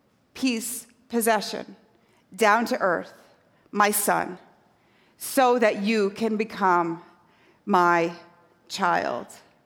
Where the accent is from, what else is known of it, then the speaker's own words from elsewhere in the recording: Scotland, United Kingdom; now in New York, United States; I did not grow up on this side of the Atlantic. So I grew up in a tiny fishing village on the northeast coast of Scotland.